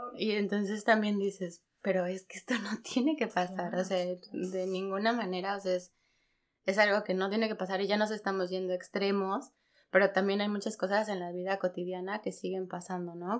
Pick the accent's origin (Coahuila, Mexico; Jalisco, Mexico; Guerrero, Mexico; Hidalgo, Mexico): Hidalgo, Mexico; Pachuca; moved away as an adult; now in Germany; yo soy de Hidalgo, de Pachuca